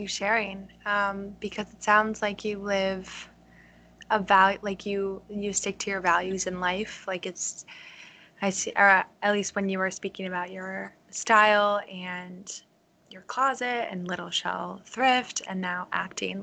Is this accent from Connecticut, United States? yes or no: yes; Connecticut, United States; now in Virginia, United States; I'm from Connecticut, and I live in uh, Virginia